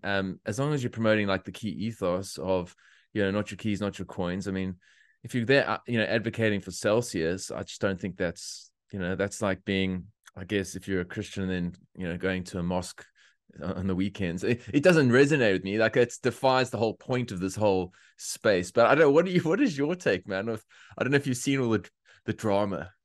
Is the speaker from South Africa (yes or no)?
yes; South Africa; moved away as an adult; now in Australia; I'm a South African, came here, uh, it's almost five and a half years now